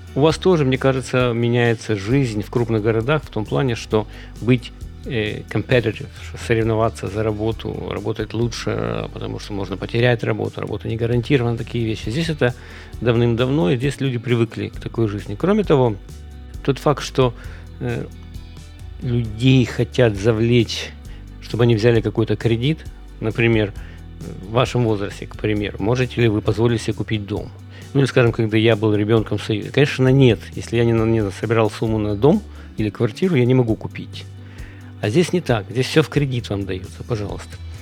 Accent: Kyiv, Ukraine; moved away as an adult; now in United States; в Киеве, я из Киева

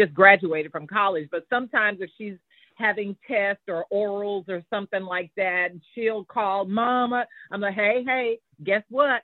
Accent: Houston, Texas, United States; I'm a native of Houston, Texas, still living here

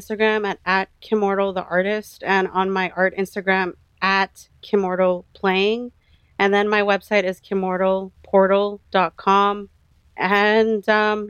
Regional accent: Philippines; Well, because I'm Filipino, I can do this.

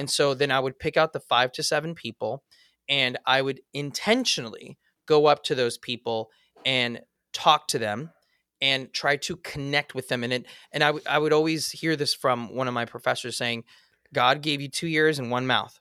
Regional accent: Los Angeles, California, United States; As a kid, I, I grew up in Eagle Rock, California.

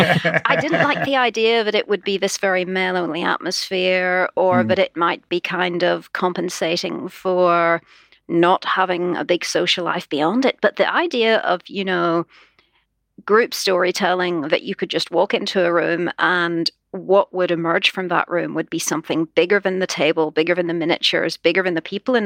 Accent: Holywood, Northern Ireland, United Kingdom; I come from a little town called Hollywood

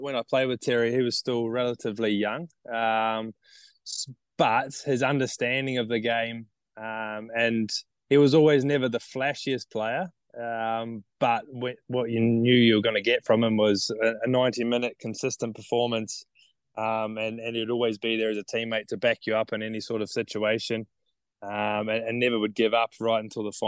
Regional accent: Nelson, New Zealand; now in Townsville, Australia; I grew up in Nelson.

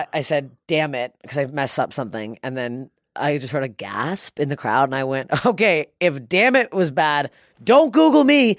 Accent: Toronto, Ontario, Canada; It was my hometown

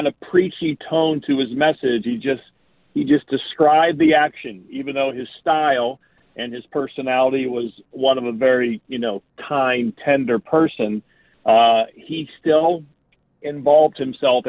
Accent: Pittsburgh, Pennsylvania, United States; moved away as an adult; also born or lived in Eastern Ohio; I grew up born in Pittsburgh and lived in Western Pennsylvania, Eastern Ohio for the first 18 years of my life.

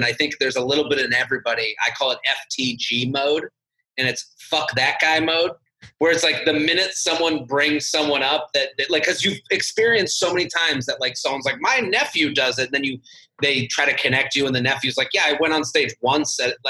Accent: outside of Boston, Massachusetts, United States; I'm from Boston. I'm from outside of Boston

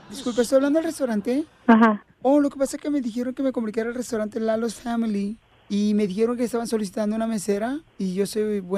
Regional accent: Mexico City, Mexico; y soy de la Ciudad de México.

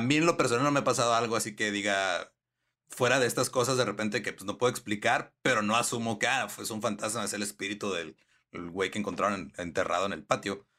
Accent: northern Mexico, Mexico; acá como estamos pegados a los gringos

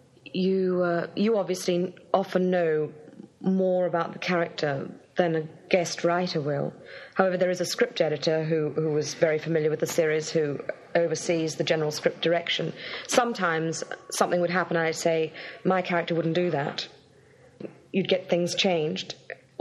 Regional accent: Brisbane, Queensland, Australia; moved away; where I grew up in Brisbane

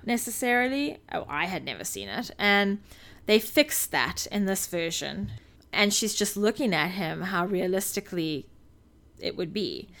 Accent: South Africa; moved away; while I was growing up in South Africa

